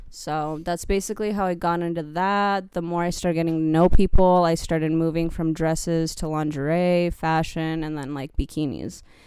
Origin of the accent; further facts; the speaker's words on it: California, United States; moved away; I grew up in California